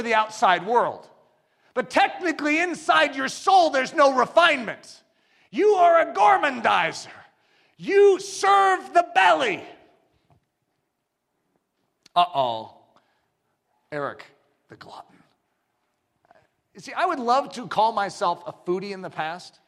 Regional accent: United States; I'm an American.

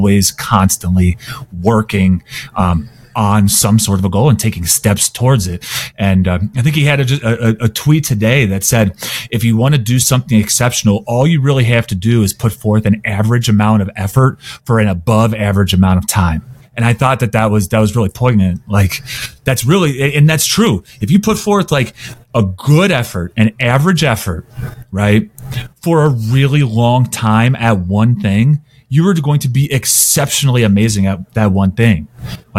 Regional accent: Cincinnati, Ohio, United States; I grew up in Cincinnati

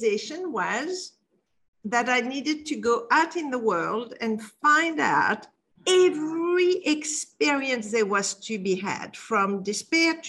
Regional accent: Casablanca, Casablanca-Settat, Morocco; moved away; when I was 12 years old, I was brought up in Casablanca, Morocco

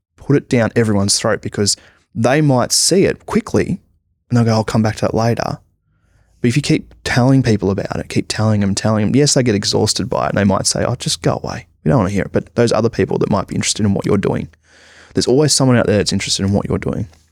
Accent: Australia; being an Australian comic book artist

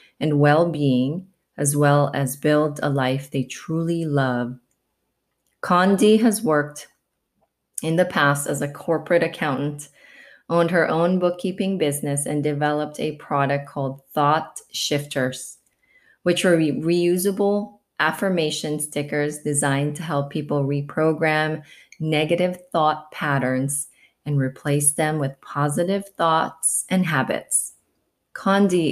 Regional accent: Portland, Oregon, United States; we're both from the Portland, Oregon area

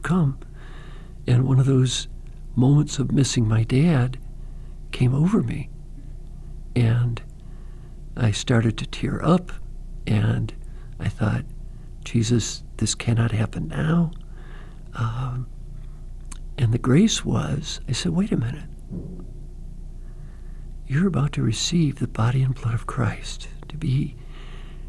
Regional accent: Pontiac, Michigan, United States; I grew up in Pontiac, Michigan

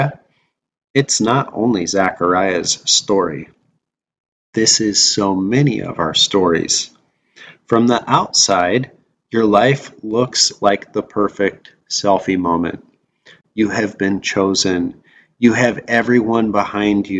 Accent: Wyoming, United States; I grew up in Wyoming

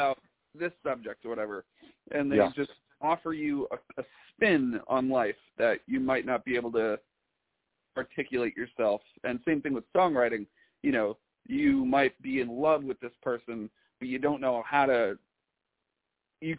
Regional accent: Carmel, New York, United States; moved away as an adult; now in Brooklyn, United States; I'm actually from Carmel, New York

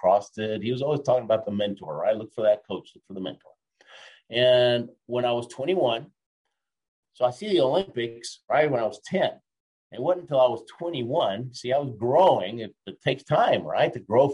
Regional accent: Argentina; I was born in Argentina.

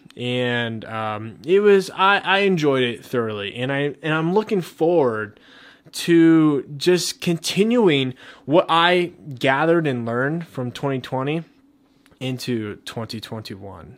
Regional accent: Colorado, United States; my home state, Colorado

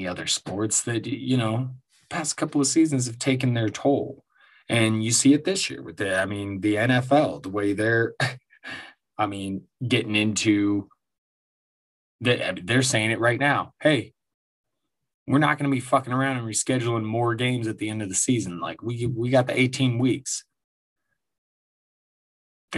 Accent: Denver, Colorado, United States; my hometown Denver Nuggets

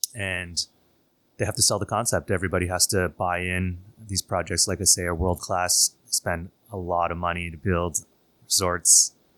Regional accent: Toronto, Ontario, Canada; moved away as an adult; now in Shanghai, China; being a Canadian kid, uh, grew up in Toronto.

